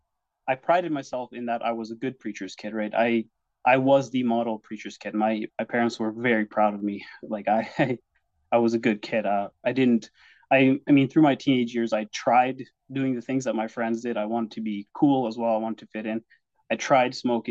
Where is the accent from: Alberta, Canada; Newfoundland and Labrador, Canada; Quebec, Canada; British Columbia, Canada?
Alberta, Canada; Vauxhall; also born or lived in Simcoe, Ontario; now in Taber, Canada; I think I was maybe 2 years old when we moved from Ontario to Vauxhall or Anshan area. And that's where I grew up